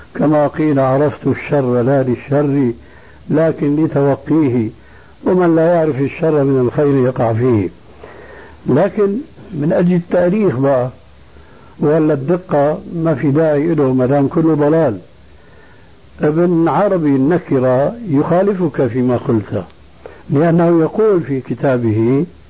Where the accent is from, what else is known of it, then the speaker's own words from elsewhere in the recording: Syria; moved away; عندنا في سوريا